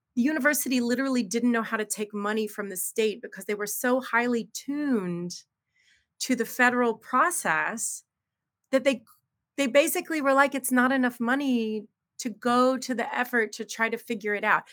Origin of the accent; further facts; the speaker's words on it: United States; I'm very American